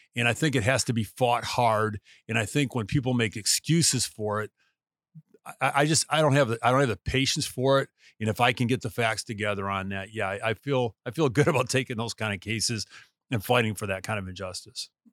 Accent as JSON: {"language": "English", "country": "United States", "said": "being an American, uh, who lives where I live"}